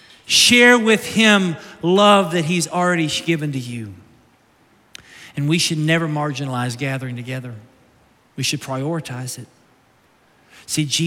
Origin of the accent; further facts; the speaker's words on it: Somerset, Kentucky, United States; now in Naples, United States; I was born in Somerset, Kentucky. I lived there off and on as a child